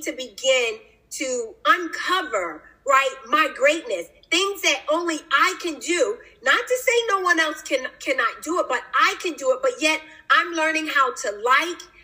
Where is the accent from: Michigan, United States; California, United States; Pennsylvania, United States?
Pennsylvania, United States; Philadelphia; now in Newport News, United States; my upbringing, I'm from Philadelphia, Pennsylvania, grew up there, but now I reside